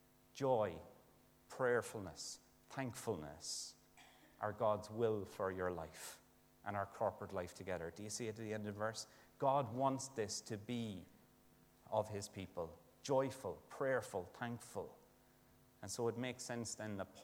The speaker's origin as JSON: {"language": "English", "country": "Ireland", "said": "as an Irish lad"}